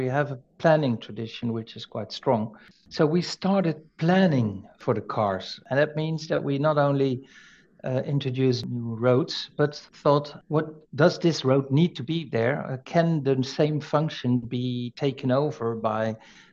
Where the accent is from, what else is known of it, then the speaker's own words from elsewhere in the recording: Netherlands; we Dutch